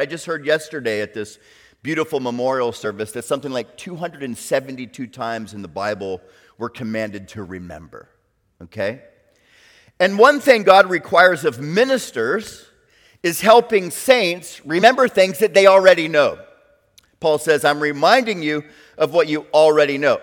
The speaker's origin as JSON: {"language": "English", "region": "South Florida", "country": "United States", "tie": "born or raised there", "also_born_or_lived": "Orlando, Florida", "moved": "as an adult", "lives_now": "Chattanooga, United States", "said": "growing up in South Florida"}